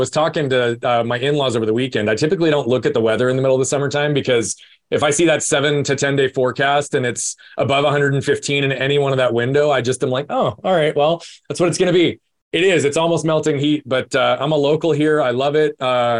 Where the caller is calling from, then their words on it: Phoenix, Arizona, United States; I'm in Phoenix, Arizona.